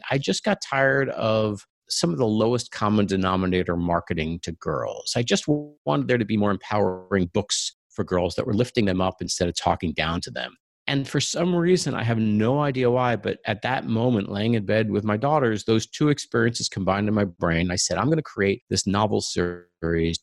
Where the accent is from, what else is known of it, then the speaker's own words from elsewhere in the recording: Long Island, New York, United States; moved away as an adult; also born or lived in Ann Arbor, Michigan; now in Silicon Valley, United States; I grew up on Long Island